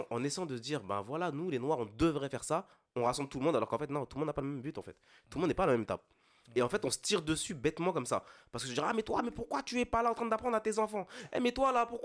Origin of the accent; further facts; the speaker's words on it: Île-de-France, France; je me considère même pas vraiment comme antillais parce que j'ai grandi en Ile-de-France